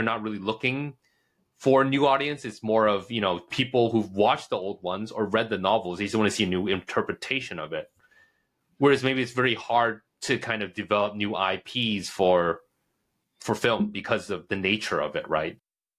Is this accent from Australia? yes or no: no; Hong Kong; also born or lived in United States; for my personal experiences, I was born in the States. Yeah. And then my family moved to Hong Kong, was like around 10.